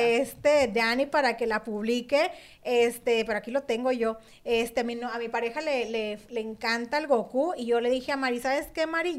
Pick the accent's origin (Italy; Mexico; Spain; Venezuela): Mexico; now in Phoenix, United States; yo soy mexicana